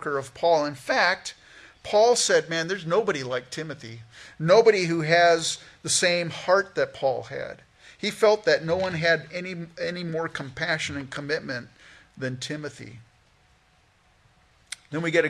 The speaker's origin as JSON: {"language": "English", "region": "California", "country": "United States", "tie": "born or raised there", "also_born_or_lived": "Canada", "moved": "as an adult", "lives_now": "Minnesota, United States", "said": "I grew up in California"}